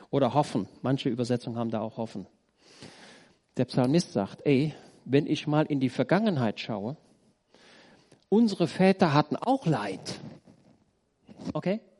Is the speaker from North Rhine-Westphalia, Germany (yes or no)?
yes; Roetgen, North Rhine-Westphalia, Germany; Ich komme aus Rötgen. Da ist in der, unten in der Hauptstraße, da ist ein Haus, schon älter, das war damals Lazarett im Zweiten Weltkrieg.